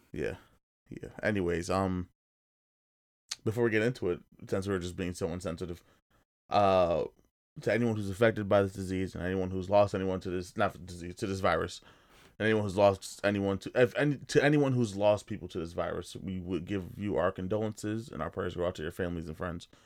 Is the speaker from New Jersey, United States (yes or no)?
yes; New Jersey, United States; we're from Jersey